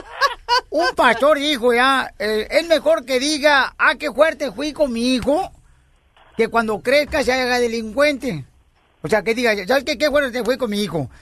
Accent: Jalisco, Mexico; Soy del estado de Jalisco, el estado más hermoso de la República Mexicana, paisano

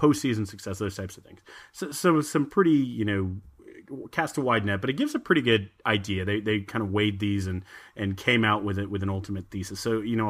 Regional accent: Austin, Texas, United States; We're from Austin

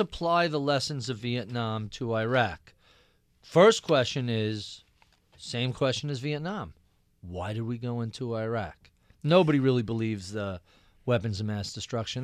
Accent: Nassau County, Long Island, New York, United States; I grew up in Nassau County, uh, out in Long Island, very Republican area

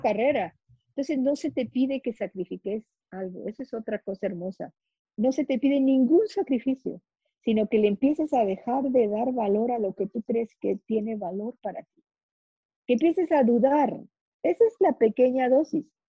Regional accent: Guatemala; yo soy guatemalteca

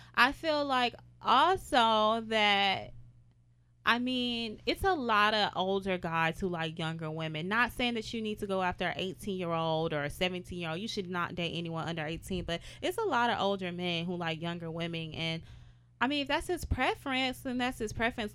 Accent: Houston, Texas, United States; I'm from Houston, Texas

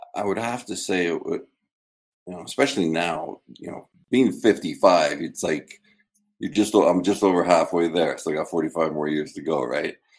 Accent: Canada; moved away as an adult; also born or lived in Michigan, United States; now in United States; I'm a Canadian citizen here on my yeah. third year card, you know, and I had a student visa, you know, at Michigan State, and three green cards now, and um, I, you know, I've lived in the U.S. longer than Canada.

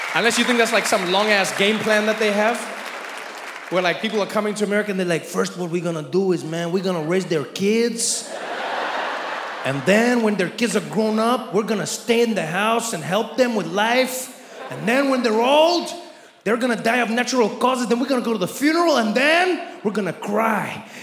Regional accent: South Africa; now in United States; as a South African

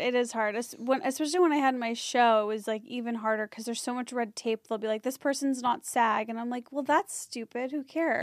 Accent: Skokie, Illinois, United States; moved away; in my hometown that's, like, Skokie

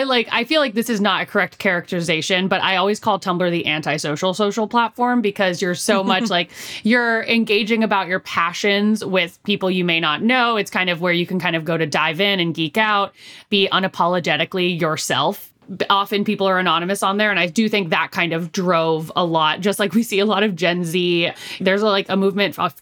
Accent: San Francisco, California, United States; moved away; I'm from San Francisco originally

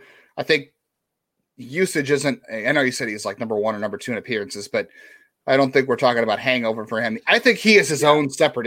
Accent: Michigan, United States; I was south of Detroit, but not south Detroit.

